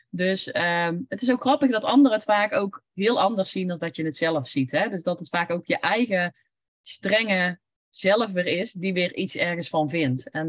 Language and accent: Dutch; North Brabant, Netherlands; accent: Brabant; Ik heb een Brabants accent, dus ik kan toch niet voor groepen gaan spreken.